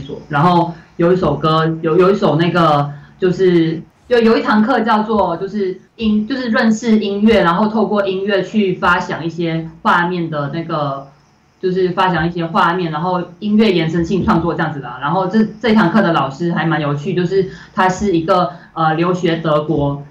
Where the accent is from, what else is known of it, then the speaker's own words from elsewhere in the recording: Malaysia; moved away as an adult; now in Taiwan; 我来台湾就读，哦，我以前，我十八岁以前都是在马来西亚生活这样